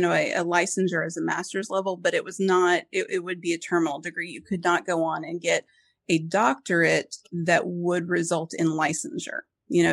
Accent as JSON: {"language": "English", "town": "Springfield", "region": "Missouri", "country": "United States", "tie": "born or raised there", "said": "where I grew up in Springfield"}